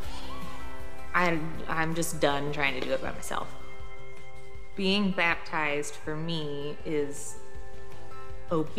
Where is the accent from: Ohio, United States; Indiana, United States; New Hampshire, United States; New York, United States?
Indiana, United States; Huntington; I'm from Huntington.